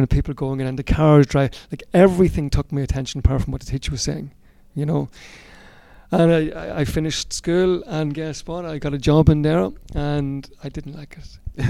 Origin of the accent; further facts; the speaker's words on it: Cootehill, County Cavan, Ireland; In Coothill and Cavan.